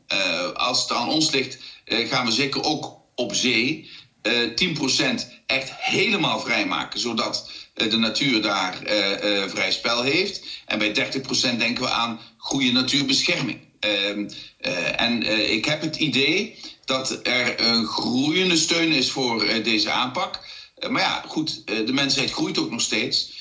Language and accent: Dutch; South Limburg, Netherlands; ik kom uit Zuid-Limburg